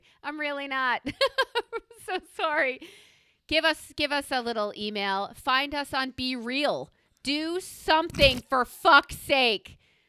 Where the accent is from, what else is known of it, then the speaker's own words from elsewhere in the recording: New York, United States; We don't own floral things because I'm a New Yorker and we wear black, navy, and black or navy.